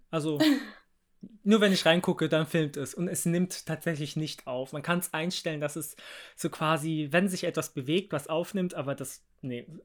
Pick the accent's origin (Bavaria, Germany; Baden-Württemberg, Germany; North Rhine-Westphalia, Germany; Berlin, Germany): Bavaria, Germany; Ich meine, ich bin ja auch im Haus groß geworden. Äh, Landkreis Starnberg hat, haben wir immer noch ein Haus, quasi Familie.